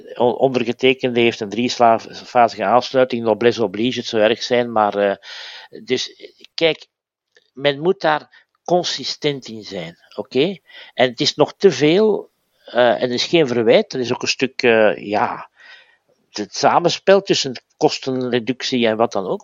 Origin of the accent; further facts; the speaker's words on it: Belgium; bij ons in Gent